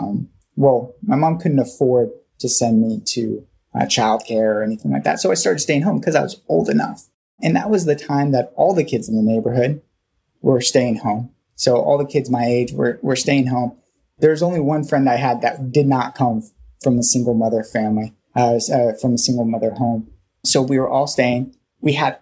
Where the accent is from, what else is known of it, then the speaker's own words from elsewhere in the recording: Thousand Oaks, California, United States; also born or lived in Norwalk, California; we moved up to a place called Thousand Oaks, California, when I was about 5 or 6. And so I started kindergarten there in that area